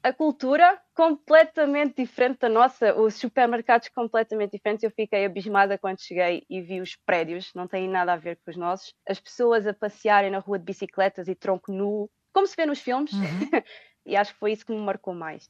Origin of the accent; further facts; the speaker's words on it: Portugal; moved away as an adult; also born or lived in England; now in Dublin, Ireland; eu inicialmente procurei muito trabalho em Portugal porque, apesar de eu querer ir para fora, eu gostava de ficar no meu país